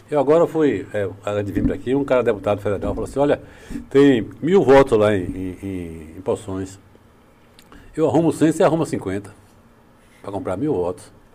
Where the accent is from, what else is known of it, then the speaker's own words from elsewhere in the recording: Itabuna, Bahia, Brazil; also born or lived in Ibirataia, Bahia / Salvador, Bahia; eu nasci em Birataia, aqui pertinho, né? Em 53. Estudei aqui em Itabuna